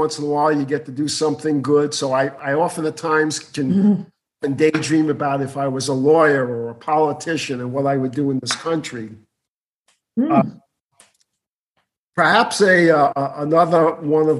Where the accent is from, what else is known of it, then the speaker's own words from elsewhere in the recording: New York City, New York, United States; moved away as an adult; also born or lived in Ohio; I was born and raised in Brooklyn.